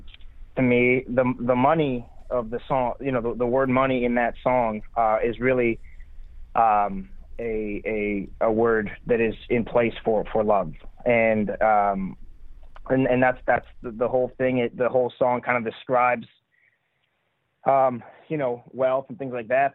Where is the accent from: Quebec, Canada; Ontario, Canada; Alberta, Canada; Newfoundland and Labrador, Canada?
Quebec, Canada; Montreal; moved away as an adult; now in Nashville, United States; I grew up in Montreal, Quebec, in Canada.